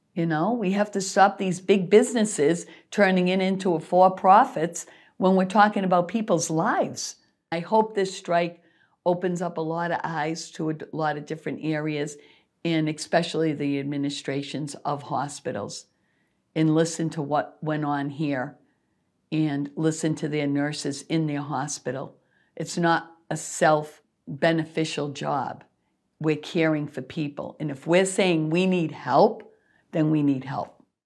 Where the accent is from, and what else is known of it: Worcester, Massachusetts, United States; born or raised there